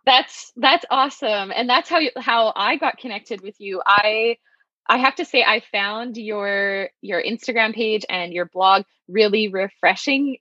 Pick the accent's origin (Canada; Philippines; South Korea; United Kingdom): Canada; southeastern Saskatchewan; moved away as an adult; also born or lived in Kelowna, British Columbia; growing up in Saskatchewan in southern southeastern Saskatchewan